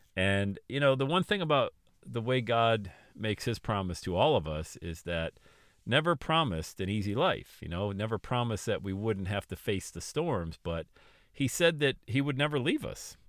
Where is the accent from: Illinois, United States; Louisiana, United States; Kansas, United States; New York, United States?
New York, United States; Buffalo; also born or lived in Florida; made a decision to go back to Buffalo, New York, and the Northeast.